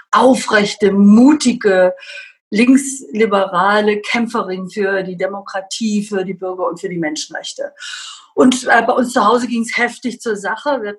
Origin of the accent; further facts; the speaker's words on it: Babenhausen, Bavaria, Germany; also born or lived in Dortmund; now in Augsburg, Germany; Ich komme aus einer sehr politischen Familie. Meine Eltern waren äh, sehr linksliberal. Also ich bin in Bayern aufgewachsen, in der Zeit, äh, als die CSU unvorstellbare Mehrheiten hatten.